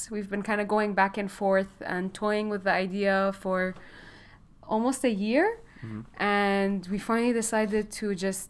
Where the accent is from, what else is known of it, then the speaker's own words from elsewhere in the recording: Lebanon; also born or lived in Gulf; now in Chicago, United States; We have in common is that we're both Lebanese, but we kind of didn't really live in Lebanon. I grew up in the Gulf.